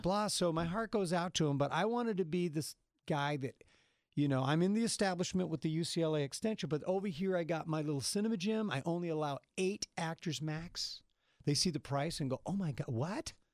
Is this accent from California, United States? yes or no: yes; Salinas Valley, California, United States; I grew up in the Salinas Valley